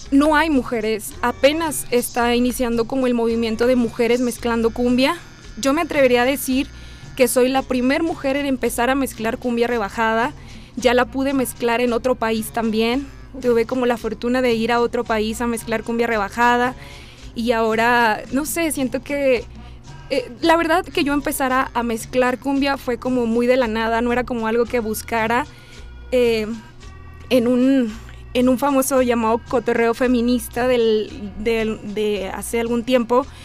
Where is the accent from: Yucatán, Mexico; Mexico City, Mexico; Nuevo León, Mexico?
Nuevo León, Mexico; Monterrey; Bueno, yo soy de Monterrey.